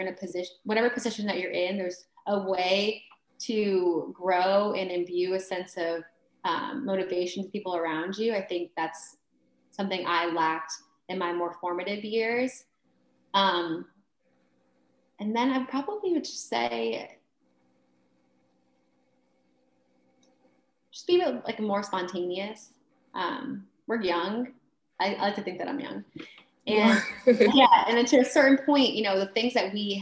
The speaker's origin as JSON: {"language": "English", "town": "Bridgeport", "region": "Connecticut", "country": "United States", "tie": "born or raised there", "also_born_or_lived": "Stratford, Connecticut", "moved": "as an adult", "said": "Bridgeport is the best city in the entire country. And I love where I grew up."}